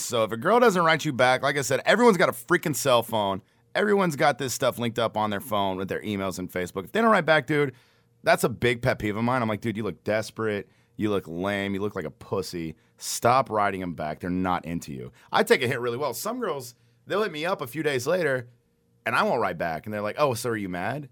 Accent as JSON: {"language": "English", "town": "Garland", "region": "Texas", "country": "United States", "said": "I'm from Garland"}